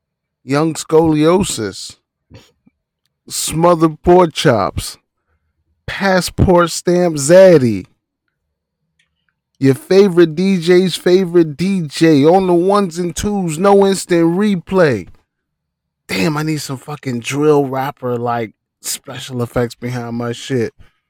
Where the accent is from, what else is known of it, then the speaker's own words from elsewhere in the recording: Western Canada, Canada; I'm not even Canadian bacon. I'm West Canadian bacon.